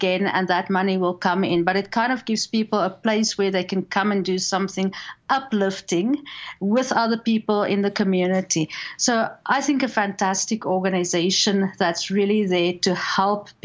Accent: South Africa; accent: South African; moved away as an adult; also born or lived in Saskatchewan, Canada; now in Calgary, Canada; I grew up in South Africa.

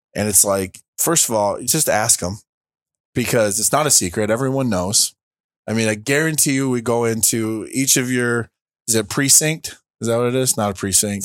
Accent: Linden, United States; came back to my hometown, uh, of Linden

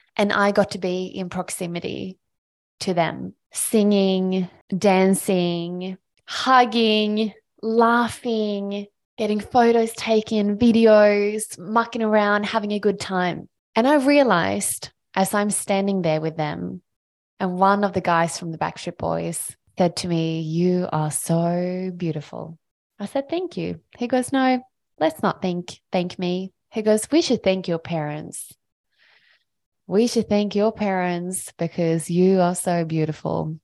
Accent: Sweden; moved away as an adult; now in Australia; I am a small country girl from Sweden. I grew up in Sweden and I moved to Australia on my own when I was eighteen years old

